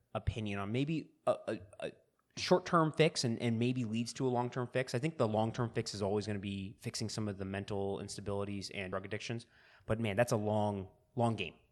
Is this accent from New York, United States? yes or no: no; California, United States; Growing up in California